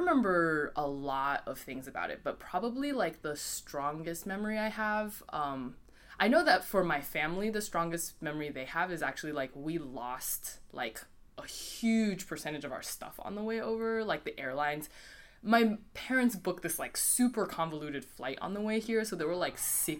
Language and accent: English; Columbus, Ohio, United States; moved away as an adult; also born or lived in Fuzhou, China / Boston area; now in New York, United States; then my family moved to the U.S., specifically to Columbus, Ohio. Mm-hmm. And then I lived there for 10 years, and then I moved to the Boston area for like 7 years, and now I live here in New York.